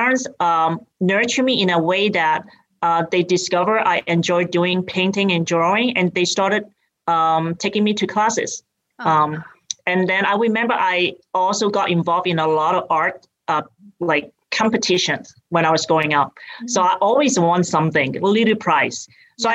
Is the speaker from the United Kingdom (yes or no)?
no; Hong Kong; accent: British; moved away as an adult; now in United States; I grew up in Hong Kong and I came here when I went to college